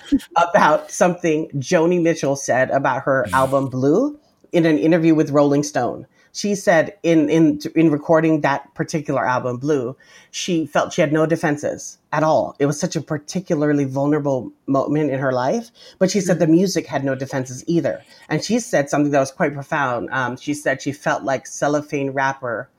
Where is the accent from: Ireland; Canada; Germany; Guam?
Guam; moved away as an adult; also born or lived in Spokane, Washington / Hawaii; I'm an Indigenous Chamorro person, born and raised on Guam